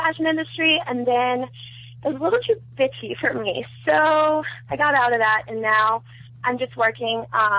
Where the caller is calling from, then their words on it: New York City, New York, United States; I'm calling from New York City.